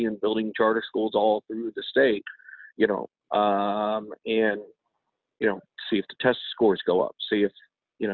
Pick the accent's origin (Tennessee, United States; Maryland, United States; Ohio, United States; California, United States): Maryland, United States; Baltimore; now in West Virginia, United States; I grew up in Baltimore